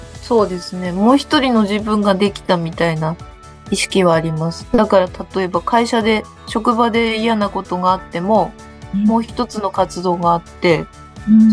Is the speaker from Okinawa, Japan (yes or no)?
no; Ibaraki, Japan; moved away; 私は茨城県出身で